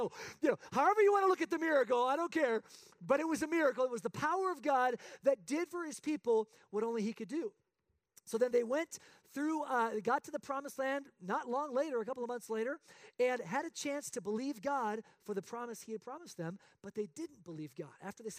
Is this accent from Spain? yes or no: yes; Spain; I'm a missionary kid born and raised in Spain playing soccer.